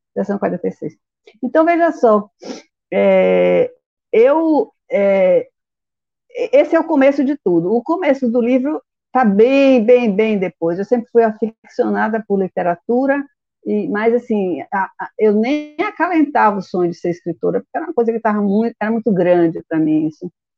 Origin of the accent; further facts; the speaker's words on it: Feira de Santana, Bahia, Brazil; eu sou de Feira de Santana